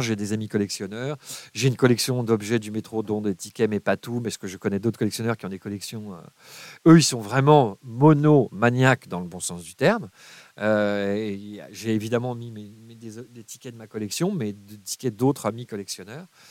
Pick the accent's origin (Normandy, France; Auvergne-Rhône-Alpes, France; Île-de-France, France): Île-de-France, France; Paris; j'ai grandi à Paris